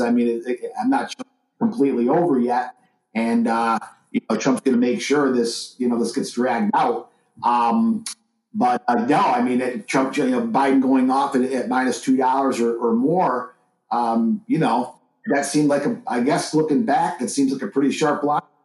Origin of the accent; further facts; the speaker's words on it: New York, United States; moved away; my home state of, of, New York for a couple of weeks here, visiting family and stuff